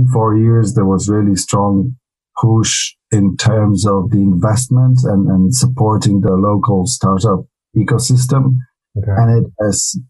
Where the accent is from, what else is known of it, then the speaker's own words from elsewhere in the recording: Radom, Masovian Voivodeship, Poland; moved away as an adult; now in Warsaw, Poland; I come from Radom, which is 100 kilometers south of Warsaw